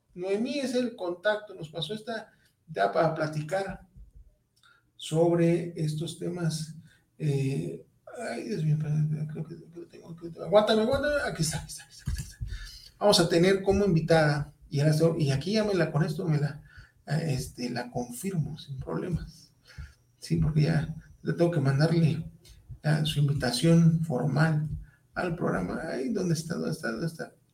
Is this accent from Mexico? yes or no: yes; Mexico; como mexicano